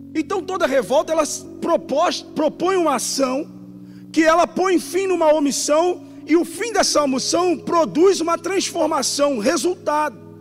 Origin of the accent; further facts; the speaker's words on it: Rio de Janeiro, Brazil; accent: carioca; now in São Paulo, Brazil; eu sou do Rio de Janeiro, não tem nem quase sotaque